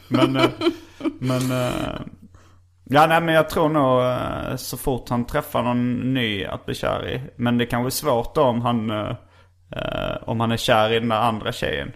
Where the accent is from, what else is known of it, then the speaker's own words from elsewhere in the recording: Stockholm, Stockholm County, Sweden; när jag var liten faktiskt här i Stockholm